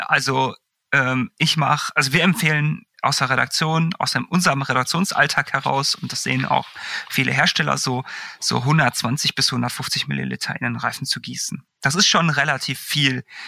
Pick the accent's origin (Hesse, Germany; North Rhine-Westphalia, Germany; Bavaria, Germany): North Rhine-Westphalia, Germany; Bochum; moved away; beim Fahrradladen damals in meiner alten Heimat in Bochum